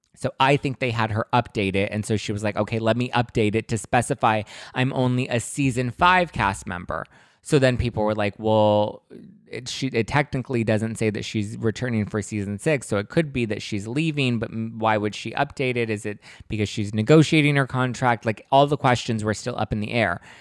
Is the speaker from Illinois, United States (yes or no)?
no; Los Angeles, California, United States; I grew up in East L A. That's, you know, not the most glamorous part of Los Angeles, but that's where I'm from